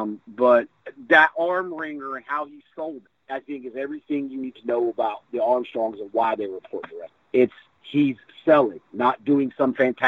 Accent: the South, United States; I grew up when I did in where I grew up in the South

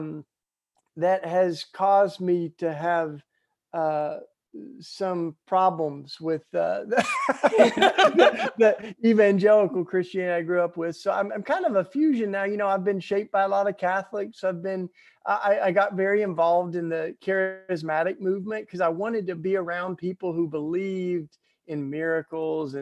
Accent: East Tennessee, United States; I grew up in the Bible Belt and the evangelical church down in East Tennessee

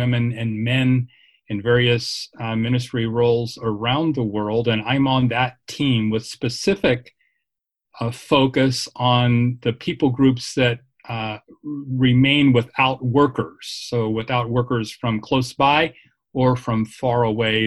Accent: Virginia, United States; moved away as an adult; also born or lived in Dallas-Fort Worth, Texas / Phoenix, Arizona; I'm from Virginia originally

